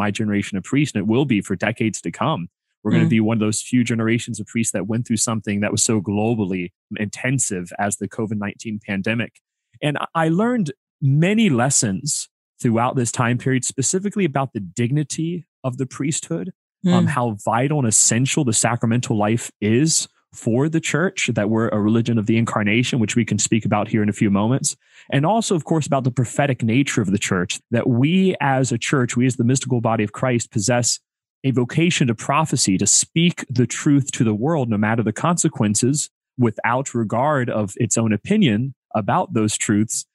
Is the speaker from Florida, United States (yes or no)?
yes; Orlando, Florida, United States; born and raised in Central Florida, the Diocese of Orlando.